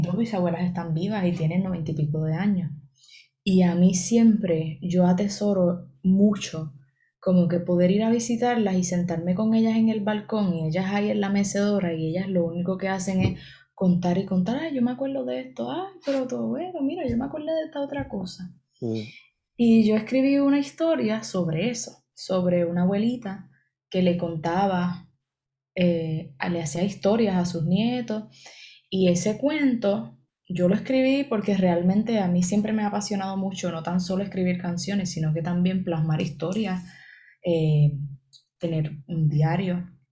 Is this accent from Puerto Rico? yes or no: yes; Puerto Rico; born or raised there